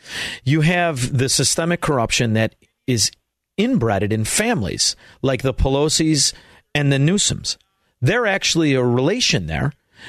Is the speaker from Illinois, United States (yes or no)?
yes; Chicago, Illinois, United States; my hometown of Chicago